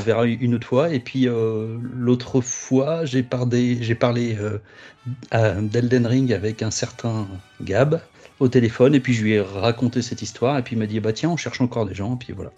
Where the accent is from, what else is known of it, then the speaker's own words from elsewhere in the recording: Bobigny, Île-de-France, France; Je viens du 9-3 de Bobigny